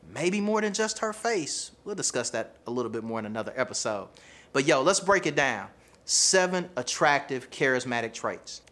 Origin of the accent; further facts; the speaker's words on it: the South, United States; accent: Southern; I have a Southern accent, right? My accent is a part of who I am.